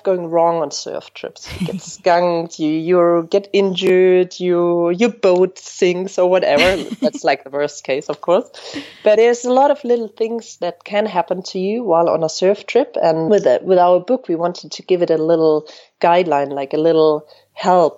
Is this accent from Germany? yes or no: yes; Bavaria, Germany; moved away as an adult; now in France; I'm originally from Germany, from a little village in the mountains in the very south of Germany. And I moved to France almost 10 years ago